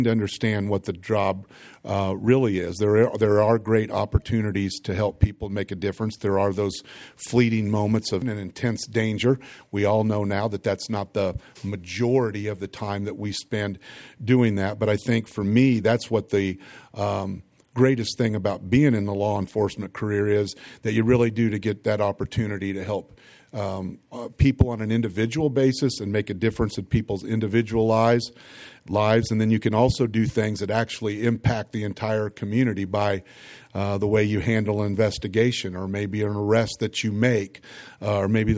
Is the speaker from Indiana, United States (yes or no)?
yes; Lafayette, Indiana, United States; also born or lived in Houston, Texas; a kid from the north end of Lafayette who hadn't traveled a lot